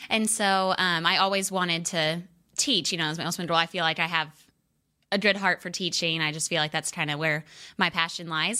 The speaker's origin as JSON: {"language": "English", "town": "Fayetteville", "region": "Arkansas", "country": "United States", "tie": "born or raised there", "moved": "yes", "lives_now": "Texas, United States", "said": "I just went back to Fayetteville, which is my hometown"}